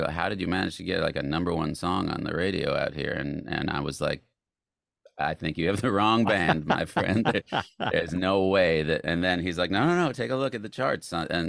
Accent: Tucson, Arizona, United States; Tucson, Arizona, and Tucson.

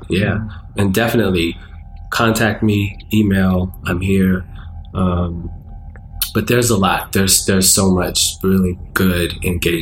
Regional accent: Baltimore, Maryland, United States; also born or lived in England; as an American, you know, from East Baltimore

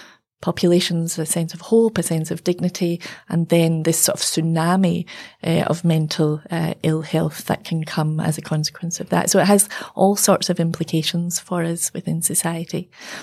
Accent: Glasgow, Scotland, United Kingdom; I'm from Glasgow, and, at the times of, the shipbuilding closures, and, we've seen that all over in the UK.

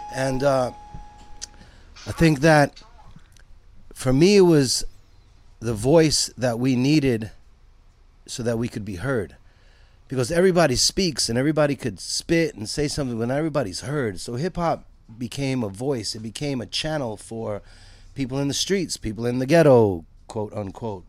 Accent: New York City, New York, United States; I'm from Brooklyn, New York, born and raised.

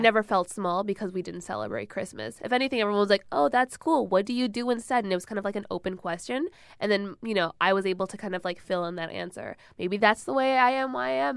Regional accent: Michigan, United States; I grew up in Michigan

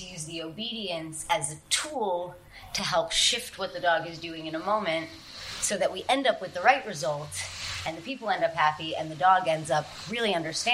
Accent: New York City, New York, United States; growing up in New York City, you don't have a lot of access to animals.

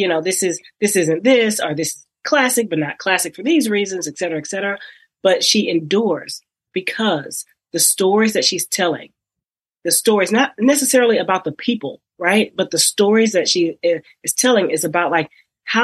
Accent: Texas, United States; I'm from Texas.

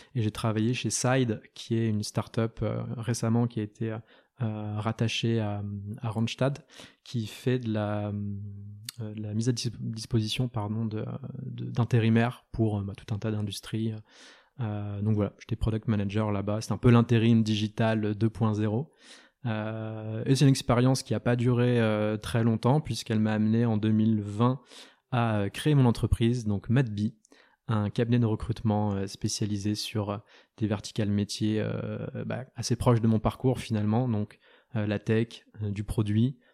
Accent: Lorient, Brittany, France; en, Bretagne, donc du côté de Lorient, là où j'ai grandi

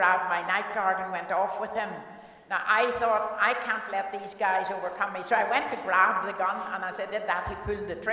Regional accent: Cookstown, Northern Ireland, United Kingdom; I was born in Cookstown, County Tyrone

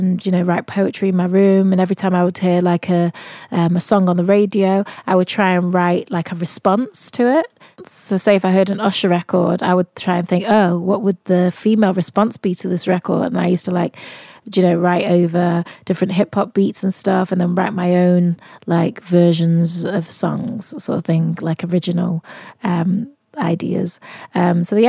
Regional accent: Manchester, North West England, United Kingdom; accent: Mancunian; I'm from Manchester as well

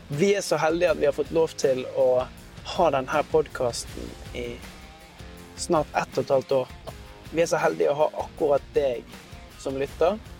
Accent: Norway; vi er veldig selvstendige som, som nordmenn

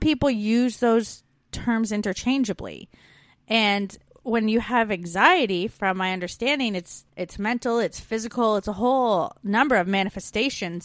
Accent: Canada; now in Melbourne, Australia; We're two Canadian expats now living in Australia

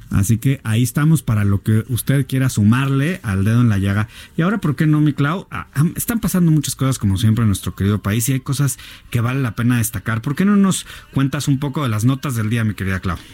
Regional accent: Mexico; todos los mexicanos

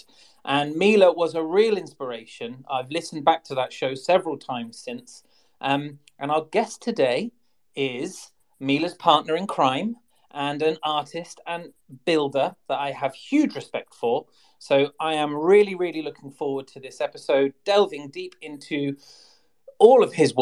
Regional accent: England, United Kingdom; accent: English; I am English

